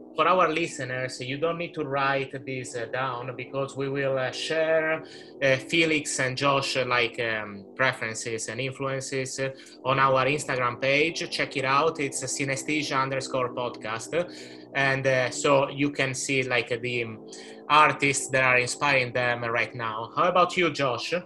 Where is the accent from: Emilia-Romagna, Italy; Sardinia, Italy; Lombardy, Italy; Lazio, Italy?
Sardinia, Italy; I am from Sardinia, um, which is a beautiful island, Italian island in the middle of the Mediterranean Sea